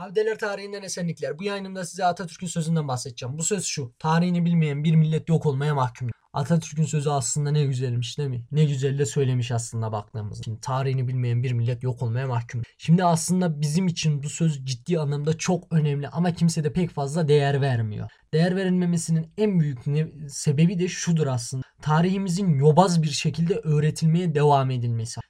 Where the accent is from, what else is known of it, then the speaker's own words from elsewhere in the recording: Turkey; biz Türk'üz